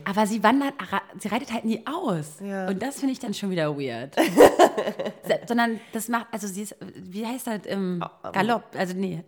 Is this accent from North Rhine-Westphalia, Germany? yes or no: no; Berlin, Germany; Berlin geil. Ich, ist meine Heimat